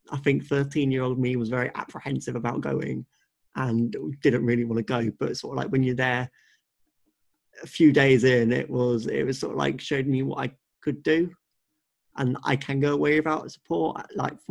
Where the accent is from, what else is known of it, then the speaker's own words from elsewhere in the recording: Suffolk, East of England, United Kingdom; also born or lived in Leicester; I've lived in Suffolk my whole life.